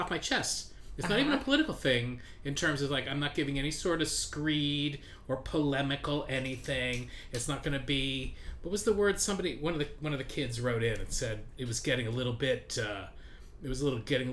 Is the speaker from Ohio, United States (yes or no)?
yes; Ohio, United States; I'm from Ohio